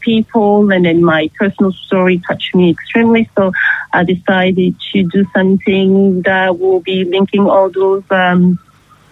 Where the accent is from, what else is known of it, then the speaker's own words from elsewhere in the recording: Paris, Île-de-France, France; moved away as an adult; also born or lived in Democratic Republic of Congo / Canada; now in Geelong, Australia; I grew up in Paris